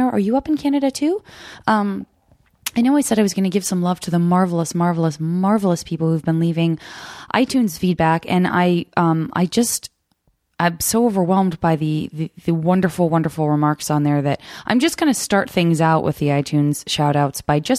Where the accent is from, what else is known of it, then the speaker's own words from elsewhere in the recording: Trenton, Michigan, United States; Michigan, Trenton, Michigan, south of Detroit.